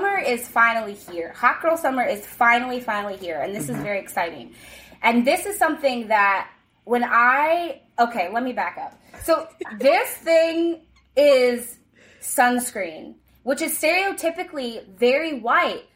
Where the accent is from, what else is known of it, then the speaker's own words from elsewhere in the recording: State College, Pennsylvania, United States; now in Los Angeles, United States; grew up in a very small conservative town in the middle of Pennsylvania.